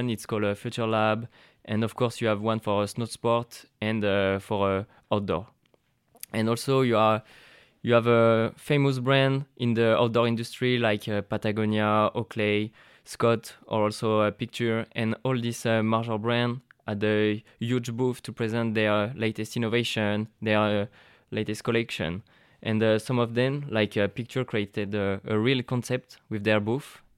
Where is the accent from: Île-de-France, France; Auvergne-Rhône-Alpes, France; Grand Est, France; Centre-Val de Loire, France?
Auvergne-Rhône-Alpes, France; Grenoble; English is a second language; 23 years old. I come from Grenoble